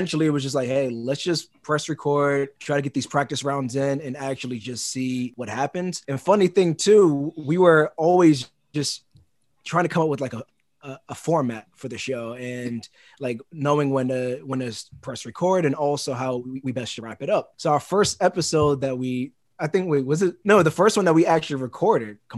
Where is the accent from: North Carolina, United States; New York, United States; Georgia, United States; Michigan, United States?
New York, United States; New York City; also born or lived in Concord, New Hampshire; born and raised in Brooklyn, New York